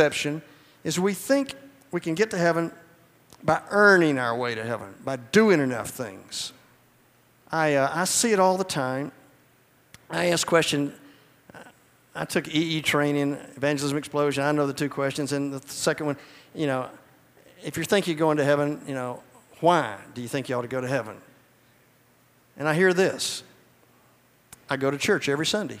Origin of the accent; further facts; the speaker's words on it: Georgia, United States; also born or lived in Monroe, Georgia; I'm from Georgia